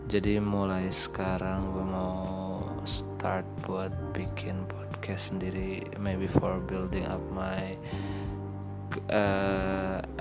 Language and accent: Indonesian; Majalengka, West Java, Indonesia; gue orang Sunda asli dari Majalengka tapi sekarang kerja di Karawang